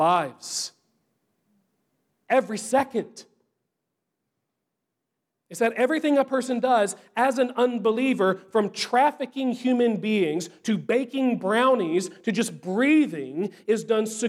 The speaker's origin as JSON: {"language": "English", "town": "Easley", "region": "South Carolina", "country": "United States", "tie": "born or raised there", "also_born_or_lived": "Louisville, Kentucky", "said": "I grew up like right outside of Easley"}